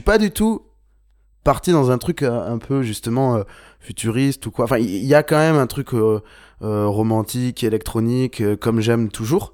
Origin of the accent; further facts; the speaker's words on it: Bordeaux, Nouvelle-Aquitaine, France; on est de Bordeaux